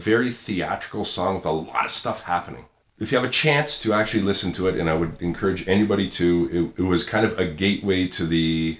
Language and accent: English; Toronto, Ontario, Canada; as a Canadian guy, you know, who was growing up in, you know, albeit a very multicultural suburb of Toronto in Scarborough.